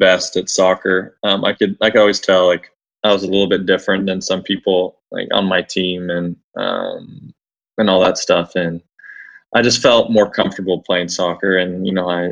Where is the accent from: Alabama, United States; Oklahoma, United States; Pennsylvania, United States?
Oklahoma, United States; Oklahoma City; growing up in Oklahoma City, I grew up in a very tight-knit community